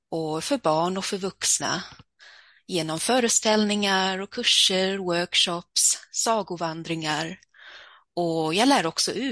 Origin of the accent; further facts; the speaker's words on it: Stockholm, Stockholm County, Sweden; born there; Jag föddes i Stockholm där har jag en del av min familj.